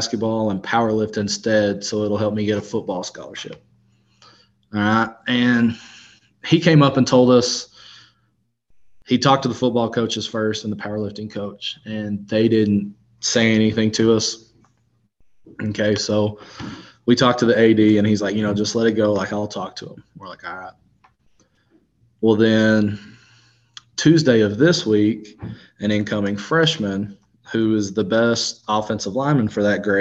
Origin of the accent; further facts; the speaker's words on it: Arkansas, United States; moved away as an adult; also born or lived in Texas Panhandle; now in Texas, United States; I'm from Arkansas.